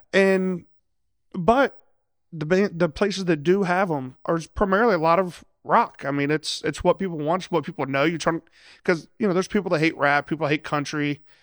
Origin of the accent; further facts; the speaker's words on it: Lima, Ohio, United States; moved away as an adult; I'm originally from Lima, Ohio. So yes, I, I am a Yankee